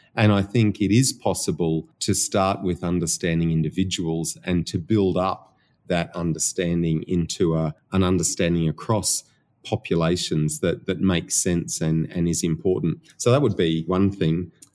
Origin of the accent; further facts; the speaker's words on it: Australia; accent: Australian; my Australian accent